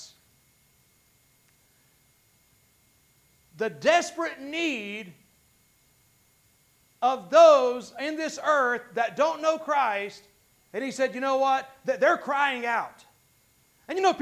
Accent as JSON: {"language": "English", "town": "Gastonia", "region": "North Carolina", "country": "United States", "tie": "born or raised there", "said": "I was raised mostly in South Gastonia, which is another whole story of a not very great part of town"}